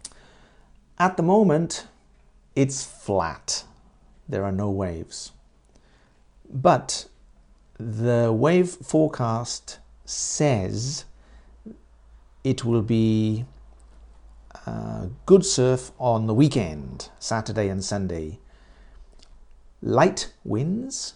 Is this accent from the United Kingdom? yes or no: yes; United Kingdom; I am British, but my wife is Japanese